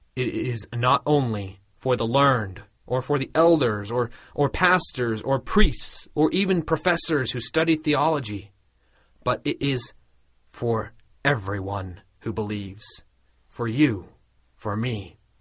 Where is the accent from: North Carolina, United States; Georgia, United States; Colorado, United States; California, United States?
Colorado, United States; close to where I grew up in Colorado